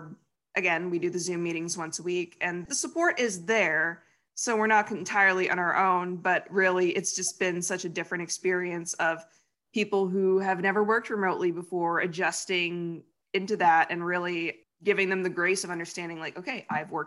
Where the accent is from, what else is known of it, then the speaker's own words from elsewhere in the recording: Brewer, Maine, United States; I live in Bangor, well, Brewer, actually